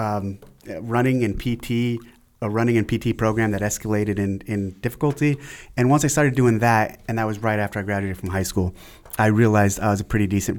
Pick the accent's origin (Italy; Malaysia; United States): United States; San Jose, California; also born or lived in Aromas, California; I was born in San Jose, California, 77